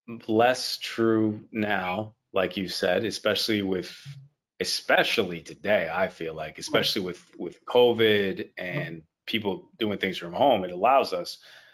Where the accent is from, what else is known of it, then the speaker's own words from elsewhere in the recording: Haiti; moved away as an adult; also born or lived in Miami; now in Toronto, Canada; I was in Haiti. I grew up all in Haiti. I was born in Miami, but I've never lived in the States, or at least not in Miami.